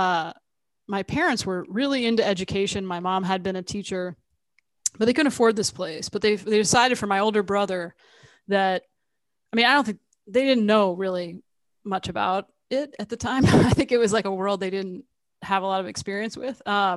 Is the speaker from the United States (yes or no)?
yes; Central New Jersey, United States; also born or lived in Tucson, Arizona; moved to New Jersey, Central Jersey, very different from Arizona. And grew up mostly there